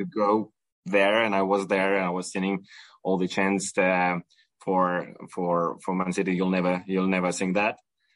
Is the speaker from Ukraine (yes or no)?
yes; Ukraine; moved away; I'm originally Ukrainian, and I was raised in Ukraine